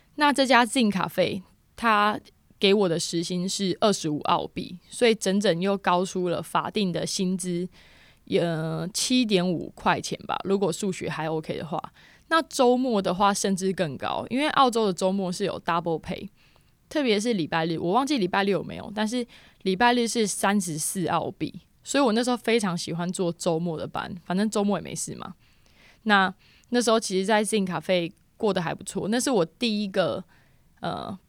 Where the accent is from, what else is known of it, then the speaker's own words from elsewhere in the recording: Taiwan; moved away as an adult; now in Australia; 我现在住南边，然后我是台湾人。那我那时候住在Bull Creek